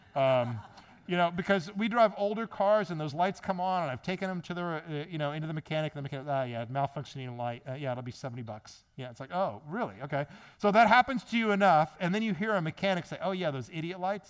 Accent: Midwest, United States; moved away; also born or lived in Maryland; I'm from the Midwest

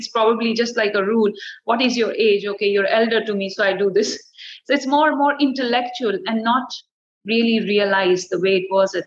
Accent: India; I'm already from India

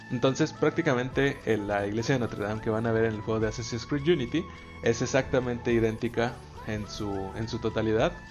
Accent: Mexico; ahí como buen mexicano photoshopearte de aquí en la iglesia

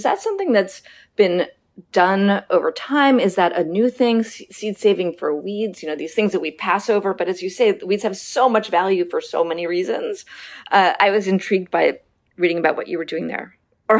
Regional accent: New York City, New York, United States; I grew up in Manhattan, I've lived in cities my entire life

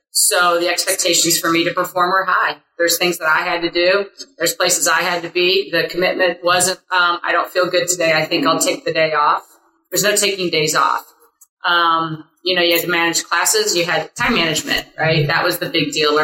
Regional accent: Springfield, Illinois, United States; moved away as an adult; also born or lived in DeKalb, Illinois; now in Arizona, United States; I'm from the Midwest. I hail from Springfield, Illinois

